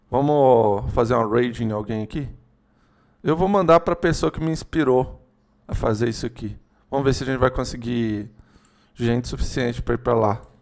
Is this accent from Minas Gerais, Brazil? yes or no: yes; Minas Gerais, Brazil; a gente é de Minas, Juliano, você é de Minas, provavelmente tem mais gente de Minas aí assistindo